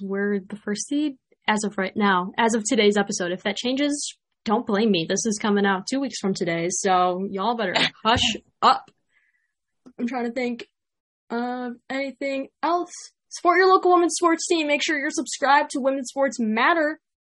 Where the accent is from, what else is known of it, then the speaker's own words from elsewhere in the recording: Chicago, Illinois, United States; accent: Chicago; my Chicago accent